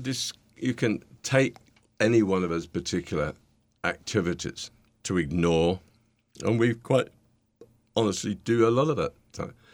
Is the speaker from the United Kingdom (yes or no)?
yes; United Kingdom; accent: British; now in New York, United States; my nice British accent